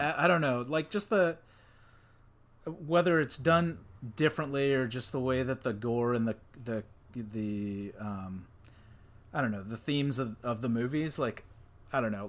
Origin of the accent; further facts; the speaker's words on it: Texas, United States; I'm from Texas